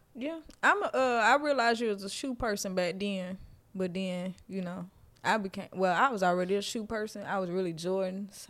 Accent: Louisiana, United States; moved away; I'm from Louisiana

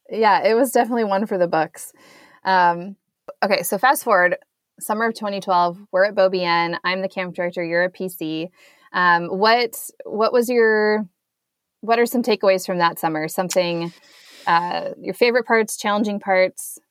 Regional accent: Lincoln, Nebraska, United States; moved away; from Lincoln, Nebraska, my hometown

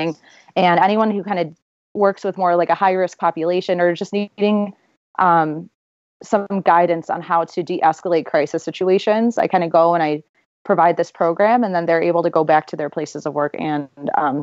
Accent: Chicago, Illinois, United States; also born or lived in Iowa; I grew up on the South Side of Chicago.

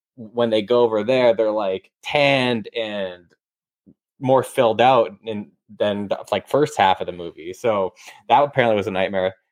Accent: Canada; we're Canadian

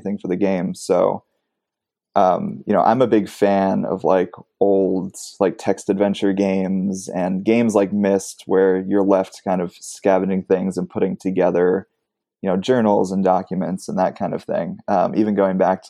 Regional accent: Los Angeles, California, United States; I grew up in Los Angeles. So I grew up going to a lot of these like independent theaters

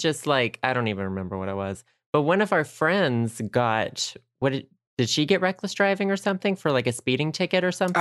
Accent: United States; I'm an American.

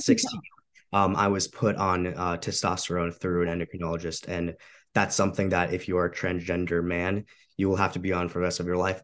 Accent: Romania; moved away; I'm an immigrant too. So I come from Eastern Europe. I'm from Romania.

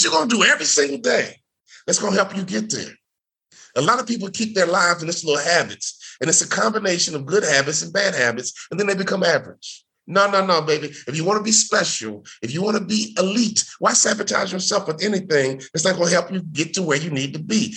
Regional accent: Chicago, Illinois, United States; I grew up in Chicago

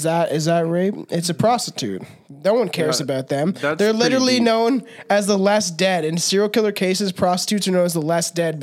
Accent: Canada; I'm a Canadian

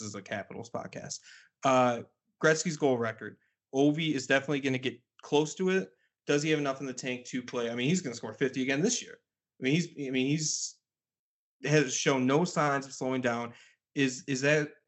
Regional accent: Detroit, Michigan, United States; moved away; I grew up kind of in the Detroit area for a while as well

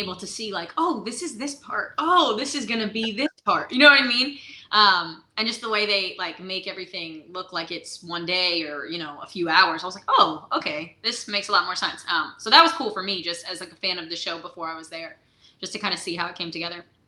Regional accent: Beacon, New York, United States; now in Nashville, United States; I'm originally from Beacon, New York

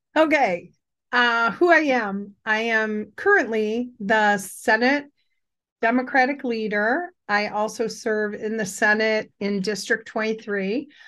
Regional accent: Cleveland, Ohio, United States; I grew up in Cleveland on the West Side

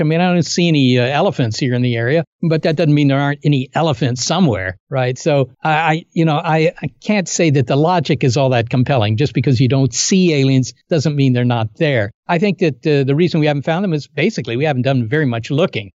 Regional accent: Virginia, United States; I was born in Virginia, and I grew up there

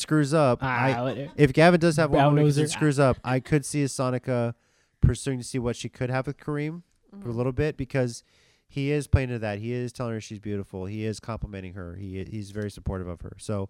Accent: San Antonio, Texas, United States; I'm from San Antonio, Texas.

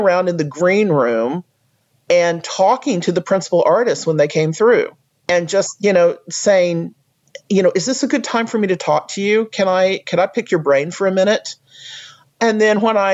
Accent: United States; as an American

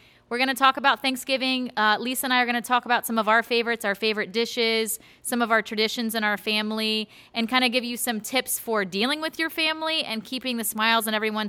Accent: United States; I'm American. And they're like, what do you mean? I'm like, literally my genetic background and my genealogy is Pilgrims and Indians.

